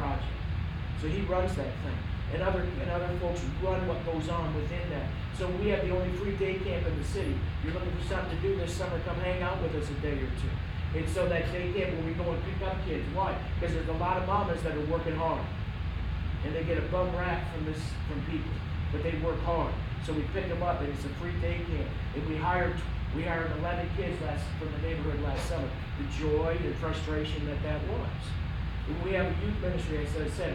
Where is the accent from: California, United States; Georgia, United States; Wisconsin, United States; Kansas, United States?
Wisconsin, United States; moved away; I'm from Wisconsin